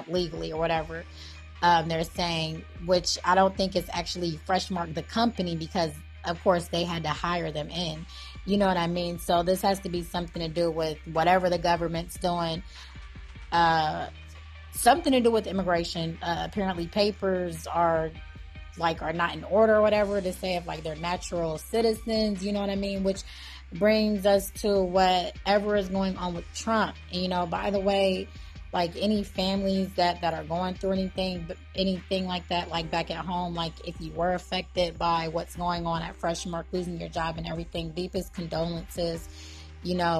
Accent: Ohio, United States; my hometown, Ohio

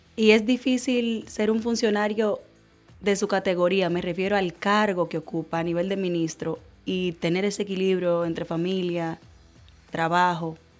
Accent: Dominican Republic; como ciudadana dominicano

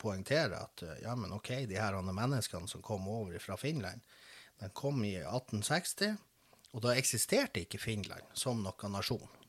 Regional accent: Båtsfjord, Finnmark, Norway; jeg vokste opp i Båtsfjord

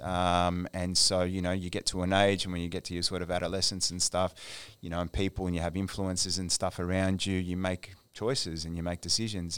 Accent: Melbourne, Victoria, Australia; moved away; I'm of Egyptian heritage, born and raised in Melbourne

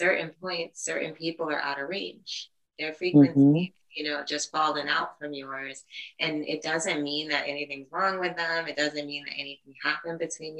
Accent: New York City, New York, United States; I was born and raised in the Bronx, New York

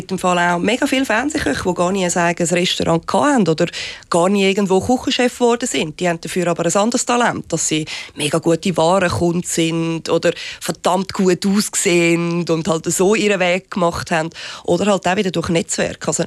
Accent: Switzerland; first language Swiss German; now in Germany; es ist auch jetzt gerade für mich unheimlich entspannend, Schweizerdeutsch zu reden. Weil das ist meine Muttersprache und nicht Hochdeutsch. Und das Schlimme ist halt einfach, ich bin in Deutschland immer ein Ausländer und in der Schweiz mittlerweile der Fremdgeher.

